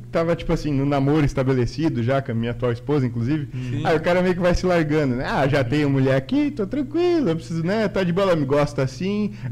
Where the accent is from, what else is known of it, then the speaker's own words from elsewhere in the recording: Guaramirim, Santa Catarina, Brazil; also born or lived in Peru; Aí, enfim, se apaixonaram e eu nasci lá, eu nasci no Peru. E, Peruano, então. É, e eu com nove meses já vim para Guaramirim, né? A gente já veio para o Brasil e tal.